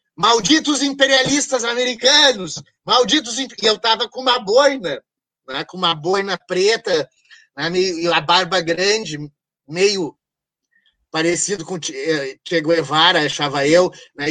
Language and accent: Portuguese; Brazil; eu era brasileiro